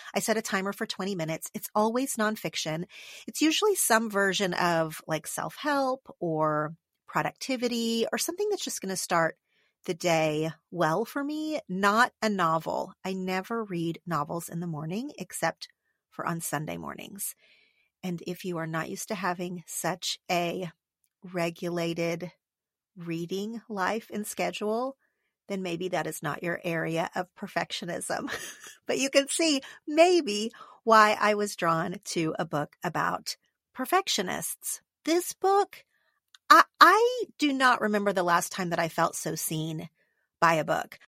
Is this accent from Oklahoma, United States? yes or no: yes; Oklahoma, United States; now in Los Angeles, United States; Oklahoma, my home state